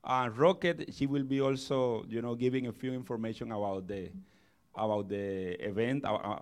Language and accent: English; Cuba; moved away; since we are from Cuba